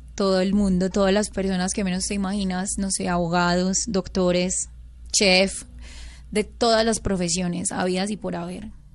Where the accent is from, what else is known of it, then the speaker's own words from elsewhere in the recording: Caucasia, Antioquia, Colombia; el pueblo de donde yo soy, yo soy de Caucasia, Antioquia